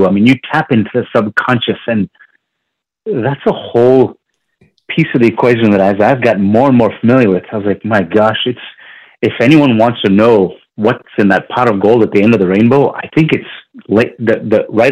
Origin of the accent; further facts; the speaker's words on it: Virginia Beach, Virginia, United States; I grew up in Virginia Beach, Virginia